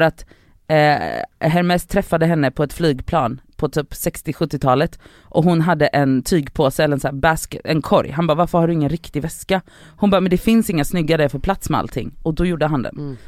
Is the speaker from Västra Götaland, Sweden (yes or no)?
yes; Gothenburg, Västra Götaland, Sweden; Backaplan ligger på hissingen och det var ganska nära från Biskop där jag växte upp till Backaplan